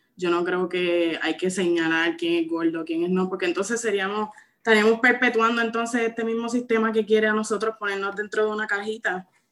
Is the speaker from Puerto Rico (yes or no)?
yes; Santa Isabel, Puerto Rico; Soy natural de Santa Isabel hasta mis 20 años, que me mudé